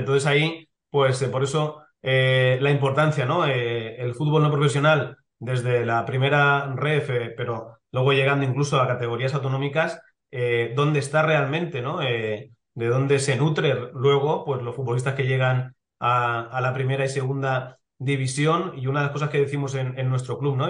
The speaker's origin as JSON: {"language": "Spanish", "town": "Elche", "region": "Valencian Community", "country": "Spain", "said": "soy de Elche"}